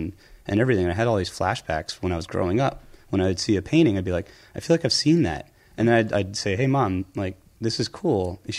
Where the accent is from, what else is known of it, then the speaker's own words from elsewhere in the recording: outside Philadelphia, New Jersey, United States; also born or lived in Arkansas / Ramstein Air Base, Germany / Bay Ridge, Brooklyn; now in New York, United States; then we moved to South Jersey. So I settled in Jersey like 6 or 7 years old.